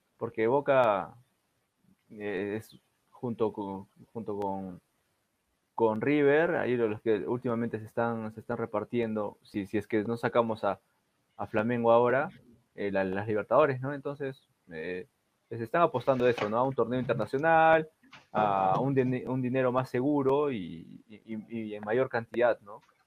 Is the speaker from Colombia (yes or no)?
no; Peru